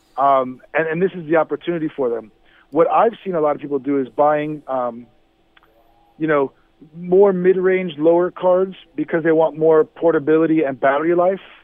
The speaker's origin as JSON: {"language": "English", "town": "Miami", "region": "Florida", "country": "United States", "said": "I'm from Miami"}